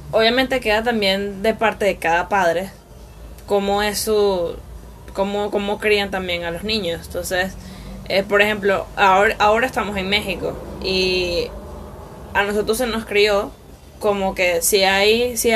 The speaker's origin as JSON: {"language": "Spanish", "town": "Caracas", "region": "Capital District", "country": "Venezuela", "tie": "born or raised there", "said": "Y también cabe destacar que las dos nacimos en Caracas."}